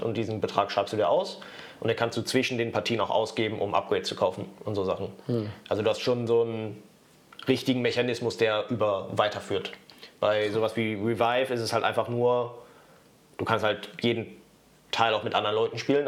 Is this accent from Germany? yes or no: yes; Germany; als Deutscher